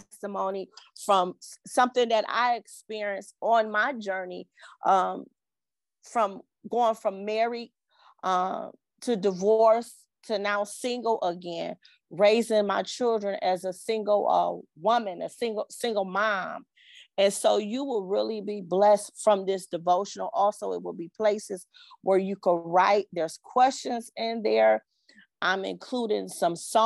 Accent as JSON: {"language": "English", "town": "Cleveland", "region": "Ohio", "country": "United States", "said": "I am from Cleveland, Ohio"}